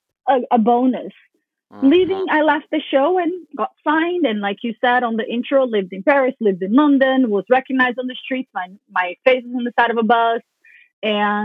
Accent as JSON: {"language": "English", "country": "Brazil", "tie": "born or raised there", "said": "growing up in Brazil, being 14, 15, really tall, really skinny"}